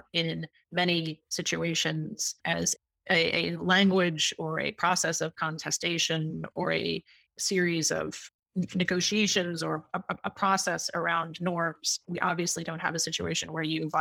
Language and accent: English; United States; I am from the US, I am an American